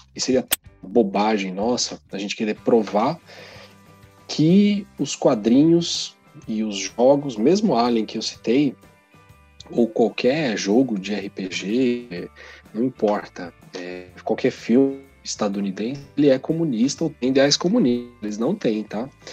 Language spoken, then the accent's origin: Portuguese; Brazil; Nosso contexto aqui é outro, o país é outro, nós somos latino-americano